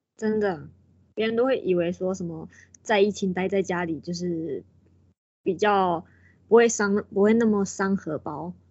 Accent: Taiwan; 我们台湾人，我们就是讲中文的

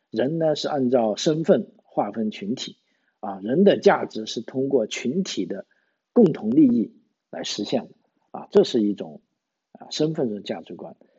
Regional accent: Guangdong, China; moved away as an adult; now in Australia; 我们广东人讲普通话

